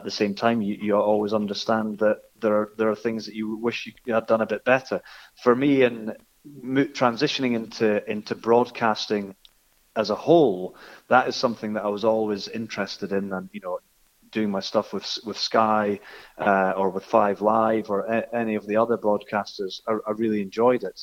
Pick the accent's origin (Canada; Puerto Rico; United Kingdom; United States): United Kingdom; Scotland; accent: Scottish; I've got a Scottish accent. People know that I'm Scottish